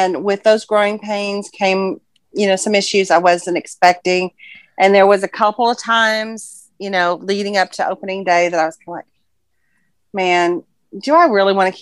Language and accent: English; Fayetteville, Arkansas, United States; I'm from Fayetteville, Arkansas